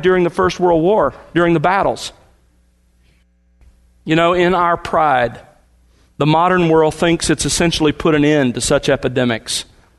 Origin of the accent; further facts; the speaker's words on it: the South, United States; moved away as an adult; also born or lived in California; We were raised in the South, moved out there